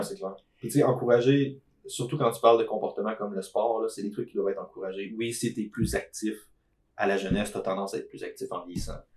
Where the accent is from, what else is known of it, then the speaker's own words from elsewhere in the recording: Beauce, Quebec, Canada; je suis Beauceron